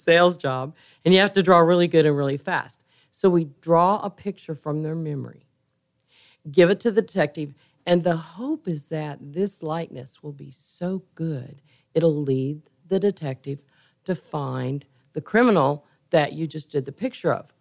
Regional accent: Kansas, United States; also born or lived in San Antonio, Texas; now in Houston, United States; I'm from Kansas

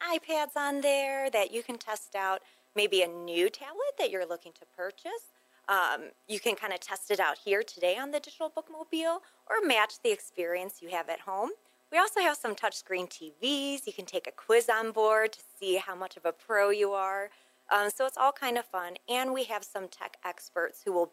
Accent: Ohio, United States; I'm from Ohio as well

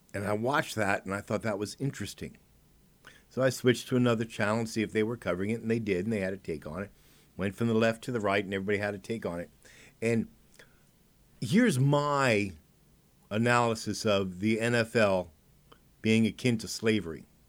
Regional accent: United States; As an American

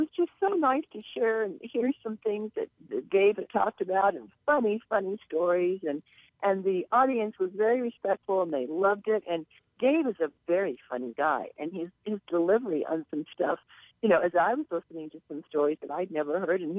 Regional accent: Los Angeles, California, United States; being my hometown

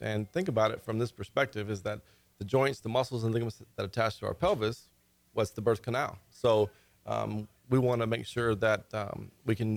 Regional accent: Conroe, Texas, United States; I've been practicing for 12 years here in Conroe. I was at some of the other clinics, and then this is my hometown. So I wanted to come back home

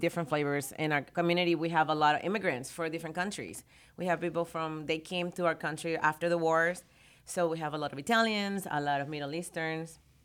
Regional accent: Venezuela; now in Texas, United States; I'm from Venezuela

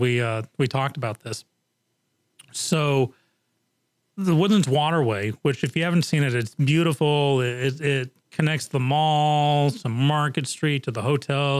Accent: England, United Kingdom; moved away; I grew up on soccer in England.

